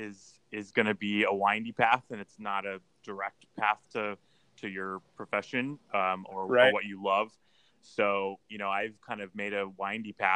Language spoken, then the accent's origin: English; St. Helens, Oregon, United States; also born or lived in Hawaii / Palm Springs; But we moved to Oregon when I was about two. So I grew up primarily just around Portland, but mostly in St. Helens, Oregon